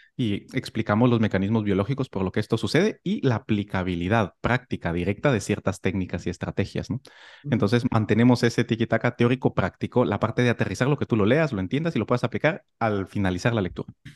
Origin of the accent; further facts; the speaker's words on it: Guatemala; moved away as an adult; also born or lived in Madrid, Spain; now in Palma de Mallorca, Spain; nací en Guatemala, hice la carrera de medicina allí